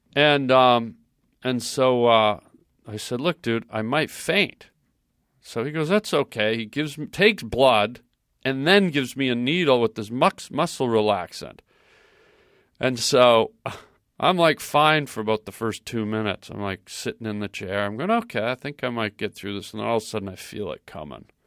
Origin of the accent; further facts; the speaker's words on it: Canada; I'm Canadian